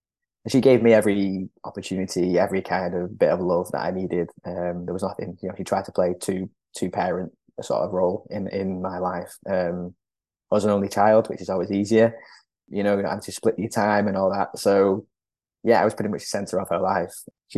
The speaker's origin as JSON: {"language": "English", "region": "Lima", "country": "Peru", "tie": "born there", "said": "From when I was born in Lima, I was looked after in foster care for 4 months by my foster mother."}